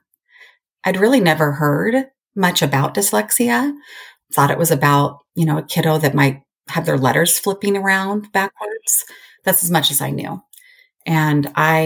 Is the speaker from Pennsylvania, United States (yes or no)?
no; Oregon, United States; also born or lived in Colorado; now in Idaho, United States; I'm originally from Oregon